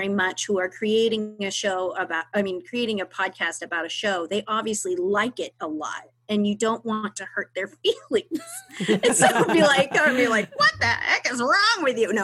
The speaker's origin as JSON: {"language": "English", "town": "Pittsburg", "region": "Kansas", "country": "United States", "tie": "born or raised there", "moved": "as an adult", "lives_now": "Austin, United States", "said": "I'm from Kansas"}